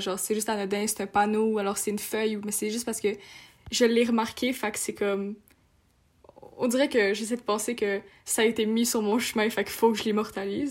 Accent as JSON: {"language": "French", "town": "Montreal", "region": "Quebec", "country": "Canada", "also_born_or_lived": "France", "said": "je suis française, donc euh, avec mes, grands, mes grands-parents venaient nous chercher à Montréal et nous amenaient en France"}